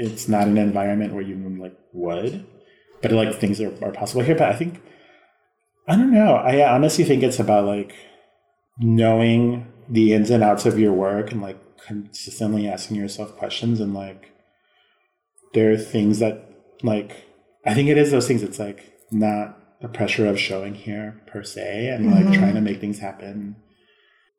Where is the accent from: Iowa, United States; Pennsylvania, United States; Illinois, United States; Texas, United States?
Illinois, United States; Chicago; I'm being from Chicago